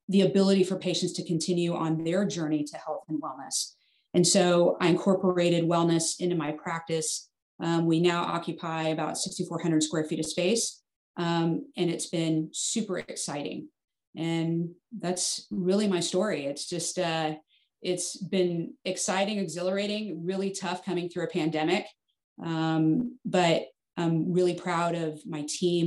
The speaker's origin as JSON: {"language": "English", "town": "Fort Worth", "region": "Texas", "country": "United States", "tie": "born or raised there", "also_born_or_lived": "Arizona", "said": "I grew up here in Fort Worth, Texas"}